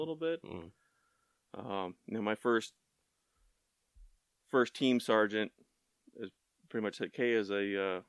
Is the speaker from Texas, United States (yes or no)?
yes; Tomball, Texas, United States; moved away; growing up in Tomball, you know, back 20 plus years, it was a more rural town